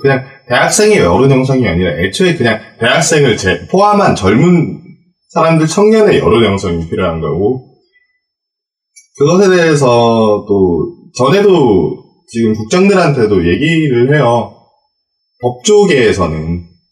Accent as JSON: {"language": "Korean", "region": "Gyeongsang", "country": "South Korea", "tie": "born or raised there", "said": "저도 이제 경상도 출신이지만은"}